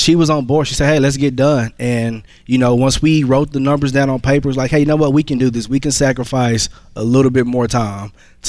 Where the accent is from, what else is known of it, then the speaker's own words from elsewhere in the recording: Fort Worth, Texas, United States; Fort Worth, Texas.